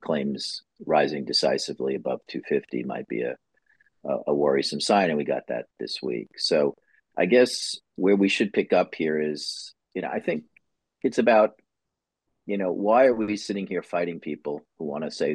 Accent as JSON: {"language": "English", "region": "New York", "country": "United States", "said": "as a New Yorker"}